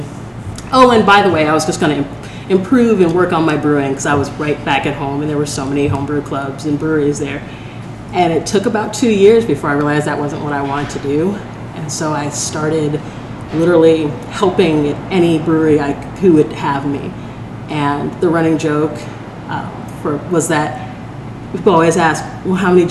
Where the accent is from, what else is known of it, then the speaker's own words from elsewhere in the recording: Portland, Oregon, United States; I think I am actually from Portland